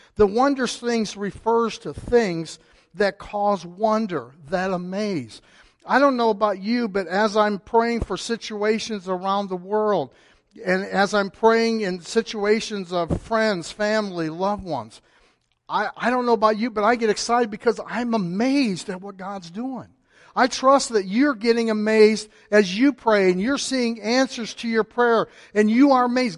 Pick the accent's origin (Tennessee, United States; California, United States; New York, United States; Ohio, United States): Ohio, United States; Cleveland; moved away; I was born in Cleveland.